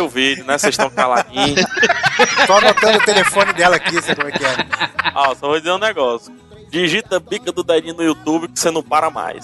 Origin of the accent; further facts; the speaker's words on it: Fortaleza, Ceará, Brazil; aqui em Fortaleza, eu, go eu gosto da minha cidade natal. Eu vivi a minha cidade natal